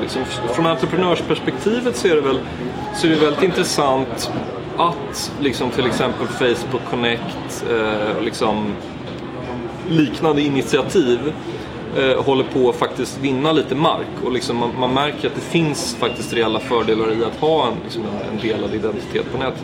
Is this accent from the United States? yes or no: no; Sweden; now in Berlin, Germany; som svensk